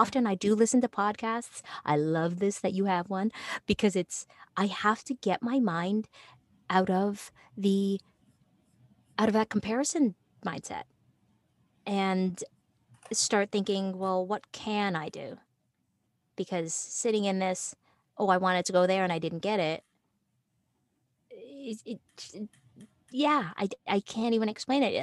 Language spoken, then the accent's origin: English; Toronto, Ontario, Canada; moved away; also born or lived in New York; I was originally from Toronto